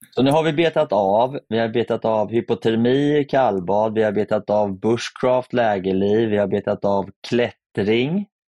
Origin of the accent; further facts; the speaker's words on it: Sweden; Som svensk